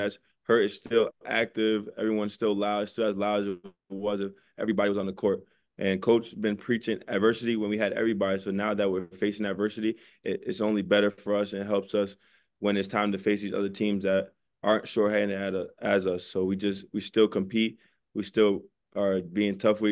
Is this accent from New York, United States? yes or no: yes; New York City, New York, United States; I'm from New York